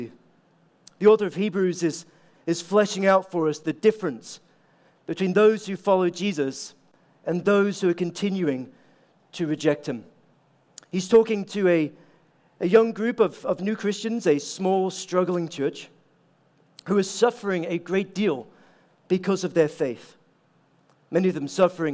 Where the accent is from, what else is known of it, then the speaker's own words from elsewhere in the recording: Aberdeen, Scotland, United Kingdom; also born or lived in Scottish Highlands; now in United States; my hometown in Aberdeen